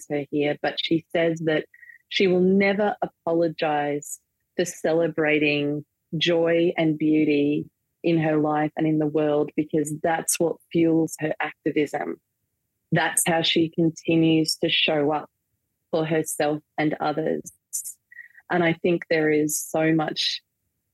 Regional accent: Australia; also born or lived in Manchester, United Kingdom; a staple that I grew up with here in Australia.

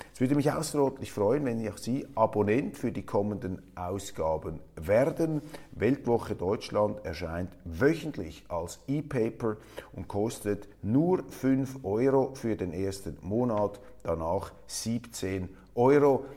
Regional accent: Switzerland; als Schweizer

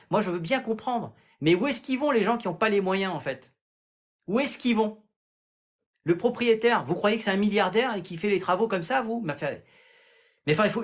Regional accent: Grand Est, France; Moi, je viens d'Alsace

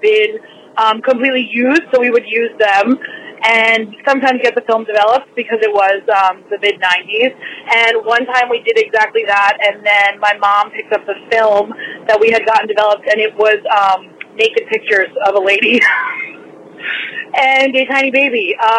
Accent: Sayreville, New Jersey, United States; I grew up in Saraville.

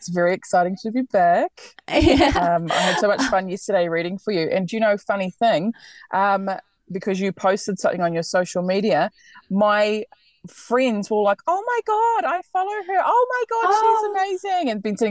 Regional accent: New Zealand; moved away as an adult; now in Australia; I'm from New Zealand, as you can probably hear. I have lived here in Australia for, I think, 7 or 8 years now, and it's been amazing. I love it here. I have no plans to go back home.

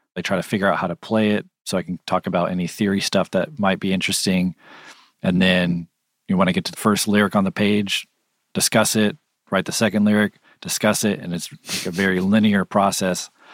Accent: California, United States; I'm from California

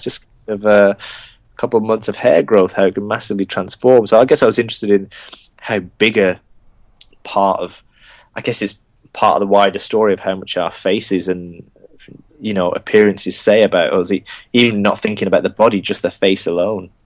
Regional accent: Bolton, North West England, United Kingdom; accent: Bolton; first language Gujarati; English is a second language; now in London, United Kingdom; I was born in Bolton, and so my, my, you know my first language was uh, the Indian language of Gujarati

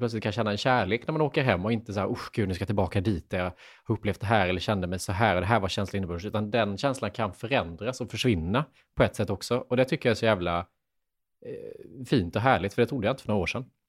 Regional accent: Lanna, Jönköping County, Sweden; moved away as an adult; also born or lived in Värnamo; Lanna, den här byn med 400 invånare där jag kommer ifrån

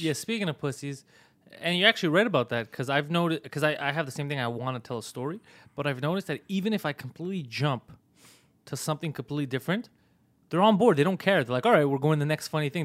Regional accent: Montreal, Quebec, Canada; born or raised there

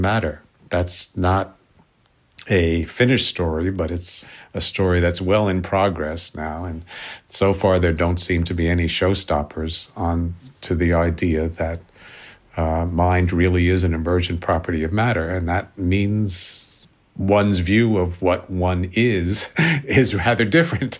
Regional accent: New York City, New York, United States; I grew up in New York City

